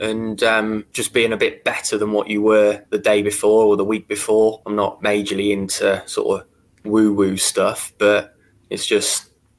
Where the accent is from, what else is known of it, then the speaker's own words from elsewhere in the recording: Worcestershire, West Midlands, United Kingdom; Predominantly Worcestershire. So the portfolio that we've got is all in my hometown